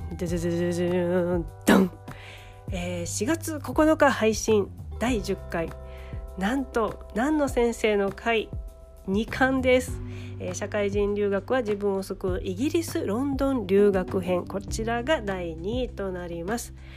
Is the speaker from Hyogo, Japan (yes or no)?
no; Ehime, Japan; now in Tokyo, Japan; 愛媛に帰って